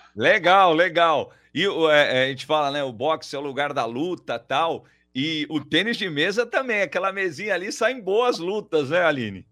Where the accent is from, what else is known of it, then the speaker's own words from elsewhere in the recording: São Paulo, Brazil; também sou paulistano